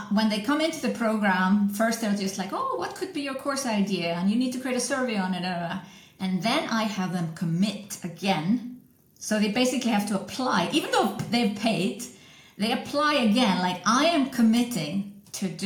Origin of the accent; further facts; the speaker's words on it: Iceland; also born or lived in Switzerland; I'm from Iceland originally